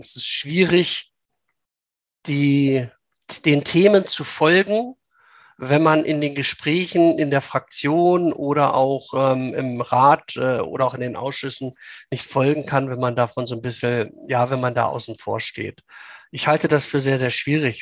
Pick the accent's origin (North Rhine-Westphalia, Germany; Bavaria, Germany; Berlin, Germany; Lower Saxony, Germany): Lower Saxony, Germany; Langenhagen; bei uns in Schulenburg